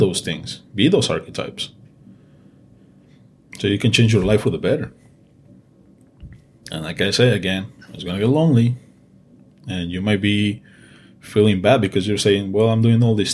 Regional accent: Mexico; English is a second language; moved away; I'm Mexican and English is my second language

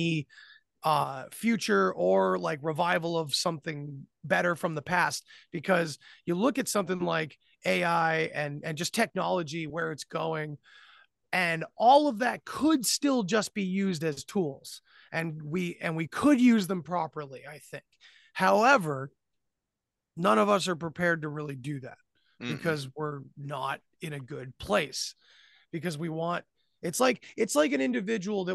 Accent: New England, United States; I'm from New England. We have brutal winters

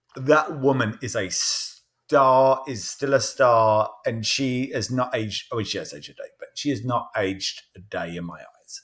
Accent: Croydon, London, United Kingdom; now in United States; My Hometown of Croydon

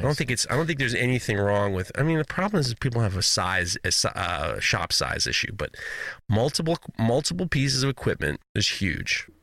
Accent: New York, United States; Growing up in New York

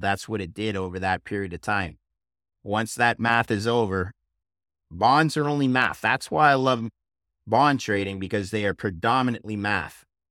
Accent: Montreal, Quebec, Canada; my hometown of Montreal

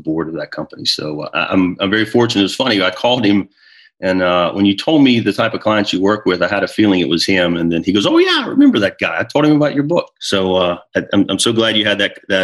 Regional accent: near Charlotte, North Carolina, United States; moved away as an adult; now in New Jersey, United States; my family and I relocated from North Carolina, where I had been raised, near Charlotte, and we live in New Jersey now

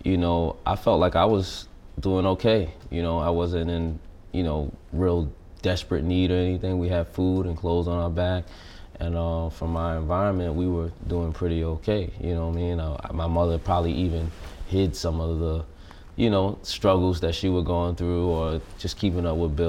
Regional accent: New York City, New York, United States; I'm from Brooklyn. I grew up pretty much just me, my brother, and my mom

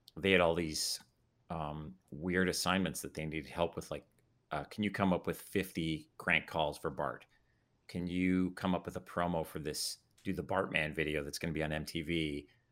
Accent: Calgary, Alberta, Canada; now in United States; I grew up in Calgary

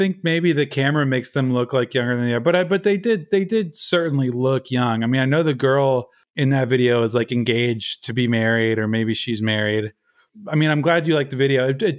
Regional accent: Baltimore, Maryland, United States; I'm from Baltimore, man. I don't want to talk about the Red Sox.

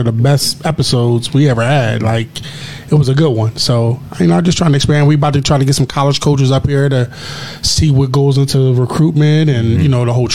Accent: Philadelphia, Pennsylvania, United States; now in Chicago, United States; I'm from Philadelphia

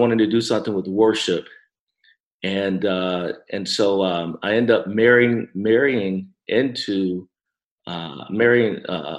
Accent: right outside of Detroit, Michigan, United States; I'm originally from Michigan, and so I grew up right outside of Detroit.

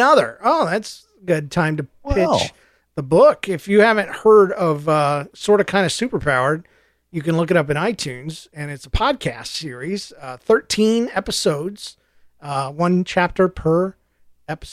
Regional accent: Georgia, United States; I'm from Georgia

